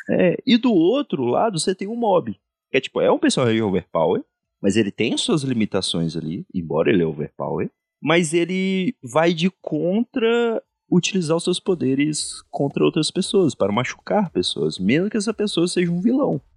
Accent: Brazil; a gente é brasileiro

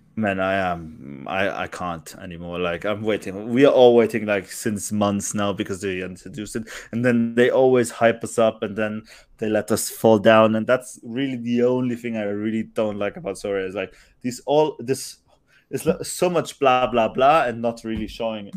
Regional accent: Germany; I was brought up in Germany, obviously, and, uh, and that's my home country in a way as well

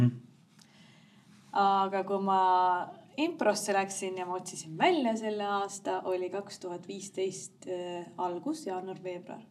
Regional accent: Rakvere, Lääne-Viru County, Estonia; moved away; also born or lived in Tallinn; me oleme mõlemad Rakverest pärit

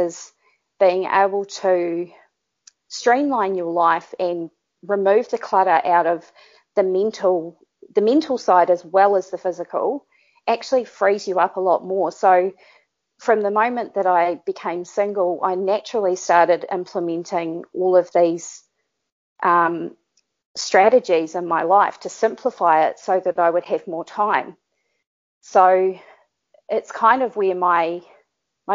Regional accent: New Zealand; accent: Kiwi; Being a Kiwi and having a Kiwi accent

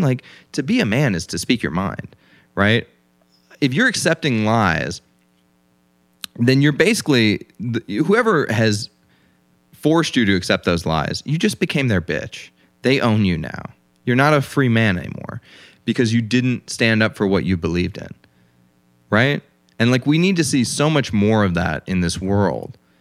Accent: United States; I was born in America, and my father was a prominent lawyer

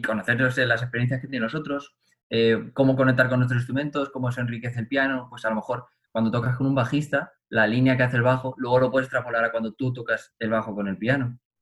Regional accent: Cuenca, Castilla-La Mancha, Spain; la Academia de mi pueblo, en Cuenca

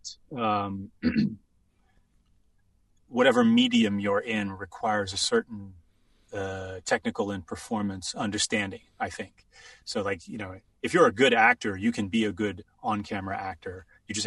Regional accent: England, United Kingdom; moved away; I grew up in England, so different school structure.

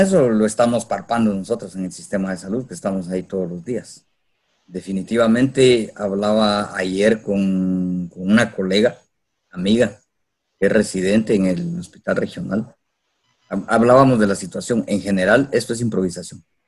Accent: Coatepeque, Quetzaltenango, Guatemala; soy de Cotepeque

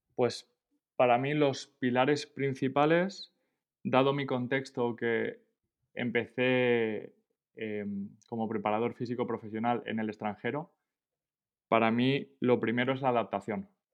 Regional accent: Esparreguera, Catalonia, Spain; moved away as an adult; also born or lived in Minnesota, United States / Bonn, Germany; now in Paris, France; yo soy de, un pueblo de Barcelona, se llama Esparraguera

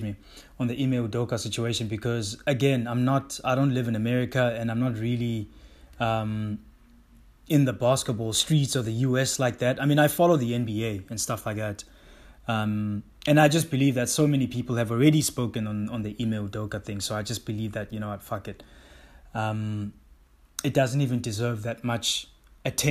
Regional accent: South Africa; I am a South African black man of color

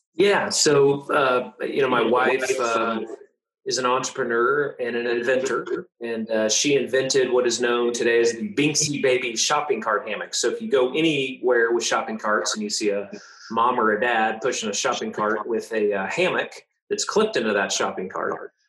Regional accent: Tulsa, Oklahoma, United States; born or raised there

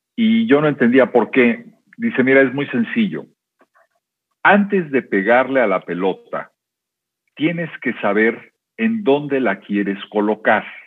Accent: Guadalajara, Jalisco, Mexico; moved away as an adult; also born or lived in Veracruz / Xalapa; en mi etapa de infancia fue eh, en buena medida en Veracruz, pero después estuve en Guadalajara muchos, muchos años ahí de alguna manera eh, hice mi primaria, mi secundaria, mi bachillerato.

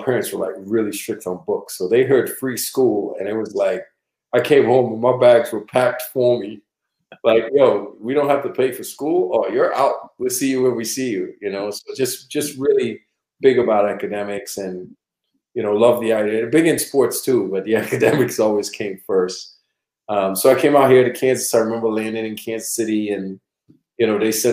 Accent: Trinidad & Tobago; now in United States; I'm originally from Trinidad and Tobago, born and raised.

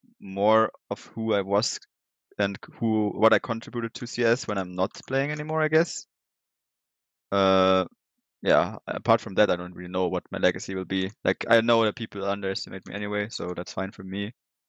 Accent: Germany; accent: German; English is a second language; Yeah, and you can hear my German accent, I think, pretty...

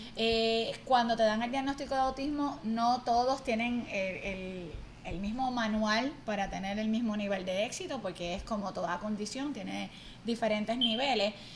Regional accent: Barceloneta, Puerto Rico; now in Mayagüez, Puerto Rico; soy natural de Barceloneta, aunque el corazón me llevó a Mayagüez

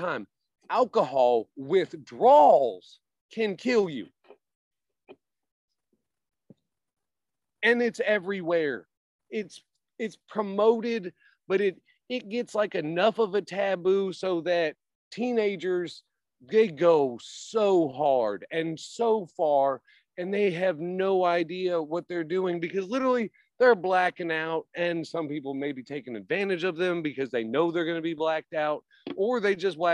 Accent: Tennessee, United States; I was born and raised here.

